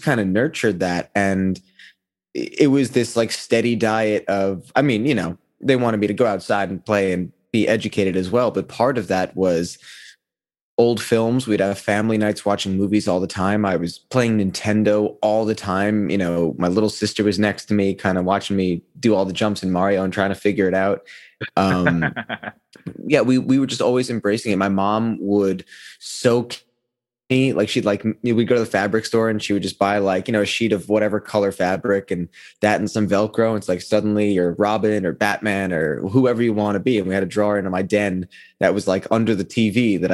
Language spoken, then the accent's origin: English; New York City, New York, United States; I was born and raised in New York. I was born in Manhattan